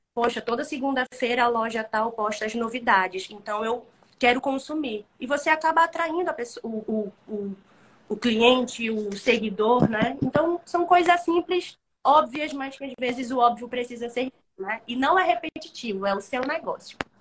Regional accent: Manaus, Amazonas, Brazil; sou de Manaus, Amazonas, norte do nosso país

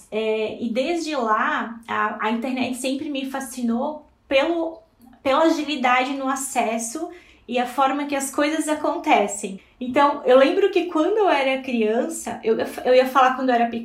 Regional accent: Blumenau, Santa Catarina, Brazil; eu sou natural aqui de Blumenau.

